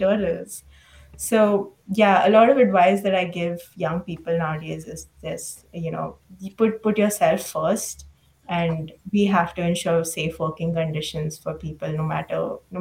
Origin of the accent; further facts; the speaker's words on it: Mumbai, Maharashtra, India; moved away as an adult; also born or lived in Uttar Pradesh; now in United States; growing up in Mumbai